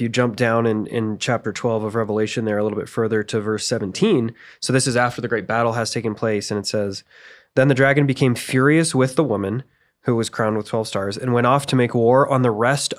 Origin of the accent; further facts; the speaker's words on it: United States; I grew up in America.